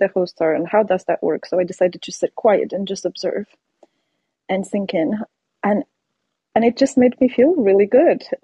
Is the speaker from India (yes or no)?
no; Poland; English is a second language; moved away as an adult; now in United States; I am from Poland, born and raised in Poland